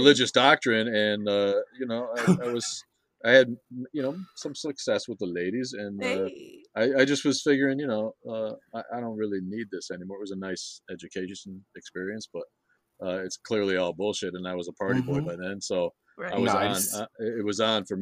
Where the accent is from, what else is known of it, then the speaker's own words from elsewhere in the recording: Kenosha, Wisconsin, United States; I'm from Kenosha, which is in between Chicago and Milwaukee